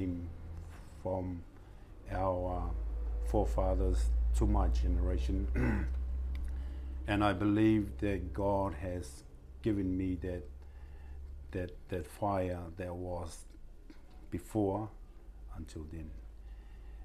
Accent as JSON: {"language": "English", "town": "Matavera", "region": "Rarotonga", "country": "Cook Islands", "tie": "born or raised there", "said": "I'm originally from Matawera, born and bred in Matawera"}